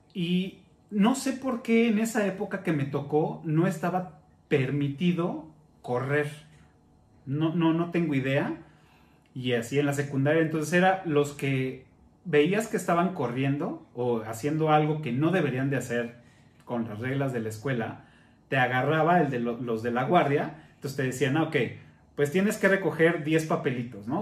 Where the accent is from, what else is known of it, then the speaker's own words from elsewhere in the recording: Mexico City, Mexico; cuando llegamos a vivir ahí cerca del Parque de los Venados